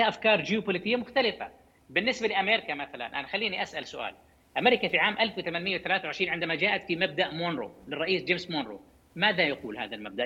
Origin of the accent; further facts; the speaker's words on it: Jordan; عندنا بالاردن